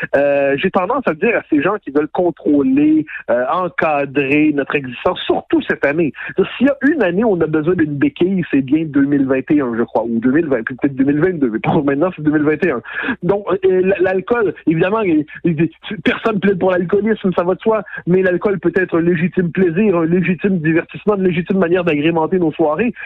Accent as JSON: {"language": "French", "region": "Quebec", "country": "Canada", "said": "on est des Québécois"}